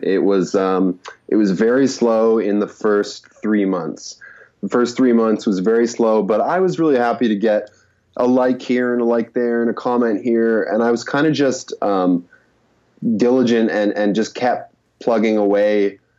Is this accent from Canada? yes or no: yes; Canada; moved away as an adult; also born or lived in Korea; growing up in Canada because we have to learn French